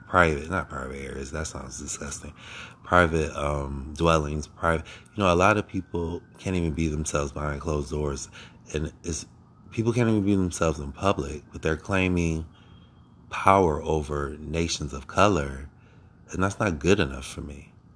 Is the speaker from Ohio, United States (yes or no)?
yes; Akron, Ohio, United States; I was born in Akron, Ohio. Born and raised